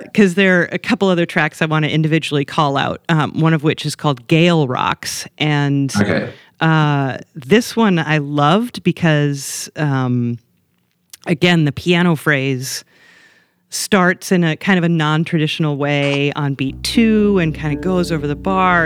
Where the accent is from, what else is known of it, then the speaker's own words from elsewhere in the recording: Midwest, United States; I grew up in the Midwest and particularly in the north